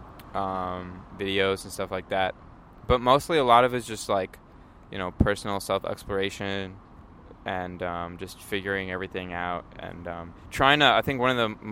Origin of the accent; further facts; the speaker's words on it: Palo Alto, California, United States; I was born and raised in Palo Alto, lived here my whole life